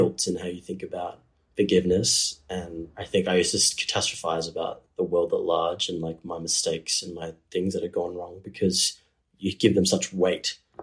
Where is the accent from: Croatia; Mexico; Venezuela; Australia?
Australia; Geraldton, Western Australia; now in Perth, Australia; Geraldton, as like an environment to grow up in, is quite a beautiful place